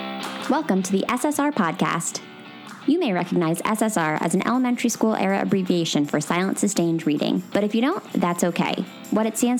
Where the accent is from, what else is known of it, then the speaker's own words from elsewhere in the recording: Philadelphia, Pennsylvania, United States; moved away; So I am from Philly. My dad grew up in Philly. I live in Philly now. I have not always been in Philly